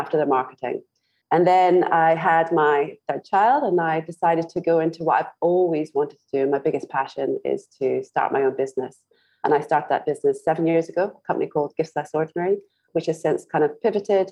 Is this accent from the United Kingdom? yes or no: yes; Scotland, United Kingdom; moved away as an adult; also born or lived in Glasgow; now in Singapore; I was born in Scotland